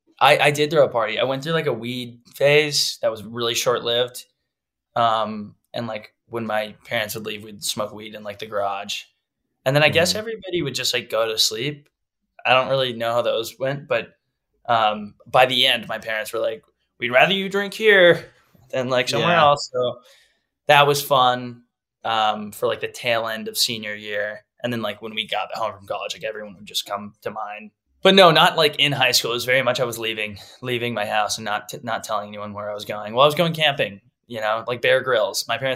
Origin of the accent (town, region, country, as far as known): Texas, United States